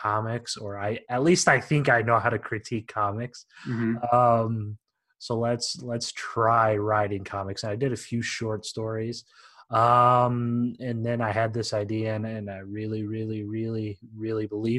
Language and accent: English; Iowa, United States; moved away; Born and raised in Iowa, moved around a couple of years